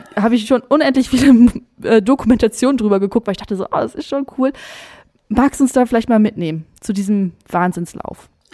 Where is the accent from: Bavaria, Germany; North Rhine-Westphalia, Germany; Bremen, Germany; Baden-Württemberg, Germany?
North Rhine-Westphalia, Germany; countryside between Velen and Heiden; Also da, wo ich aufgewachsen bin, ich bin auch auf dem Land aufgewachsen. Ich dachte, das ist echt, das ist zwischen Fehlen und Heiden.